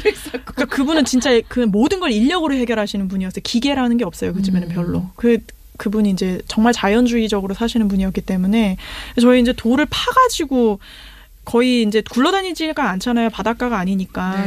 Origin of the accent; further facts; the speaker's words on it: South Korea; 나는 한국인이니까